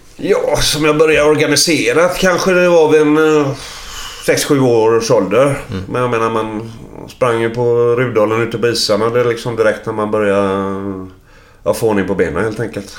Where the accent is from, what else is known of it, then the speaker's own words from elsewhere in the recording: Sweden; Där är jag uppvuxen